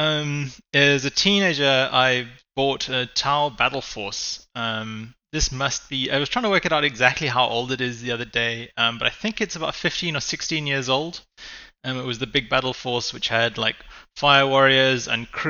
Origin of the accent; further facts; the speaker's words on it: Cape Town, Western Cape, South Africa; I'm a hobbyist from South Africa and Cape Town.